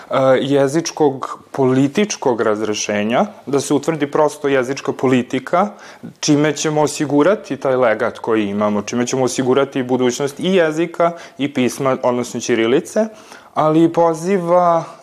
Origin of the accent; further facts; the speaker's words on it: Serbia; mi kao Srbi